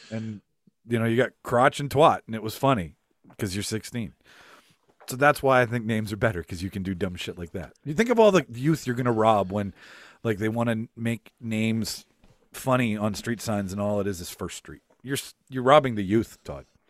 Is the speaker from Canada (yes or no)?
yes; Winnipeg, Manitoba, Canada; I'm from North Kildonan